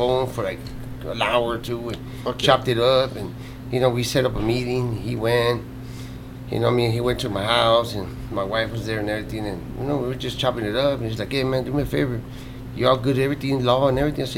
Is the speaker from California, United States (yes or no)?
yes; South Gate, California, United States; We're from Southgate.